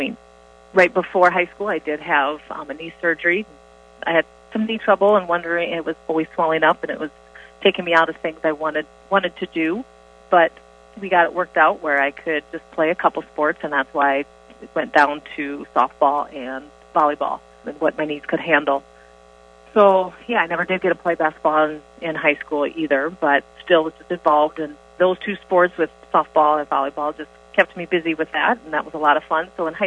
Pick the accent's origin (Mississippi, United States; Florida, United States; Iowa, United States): Iowa, United States; Orange City; I grew up in Orange City, Iowa, so just about 15 minutes from Center